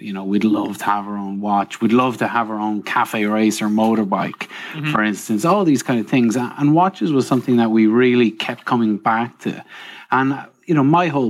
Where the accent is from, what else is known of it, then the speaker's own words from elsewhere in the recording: Trim, County Meath, Ireland; moved away; I'm from Ireland, across the water, and I grew up in a small town called Trim.